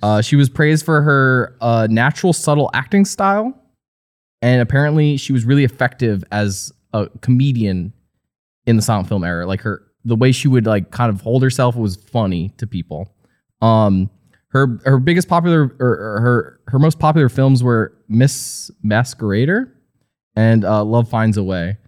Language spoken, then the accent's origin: English; New Jersey, United States; I grew up in New Jersey